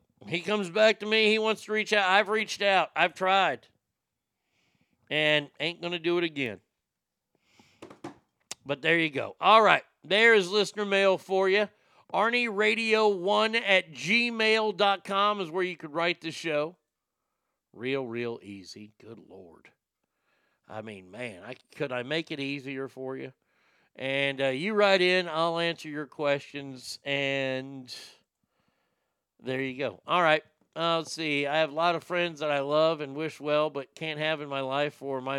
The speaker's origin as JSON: {"language": "English", "region": "the South", "country": "United States", "said": "And just because I'm from the South"}